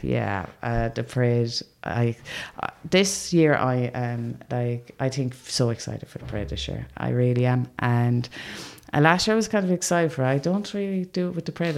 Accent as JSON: {"language": "English", "town": "Limerick", "region": "Munster", "country": "Ireland", "said": "I'm being from Limerick"}